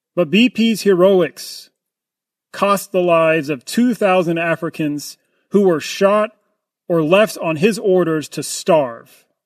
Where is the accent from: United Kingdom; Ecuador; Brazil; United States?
United States; I'm an American